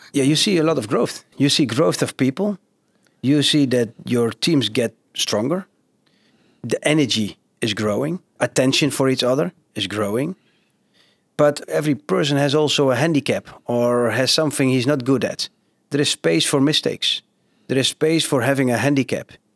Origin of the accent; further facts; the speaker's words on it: Genemuiden, Overijssel, Netherlands; now in Zwartsluis, Netherlands; I've been growing up in Geenemuiden. They call it the, the carpet city of Europe